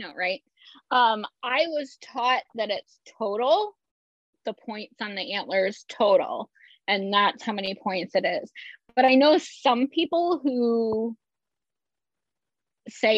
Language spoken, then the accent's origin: English; Iowa, United States; living in Iowa and growing up in Iowa